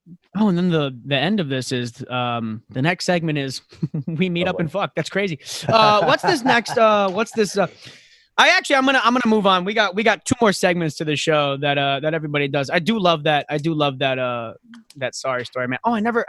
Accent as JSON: {"language": "English", "region": "Florida", "country": "United States", "tie": "born or raised there", "moved": "yes", "lives_now": "New York, United States"}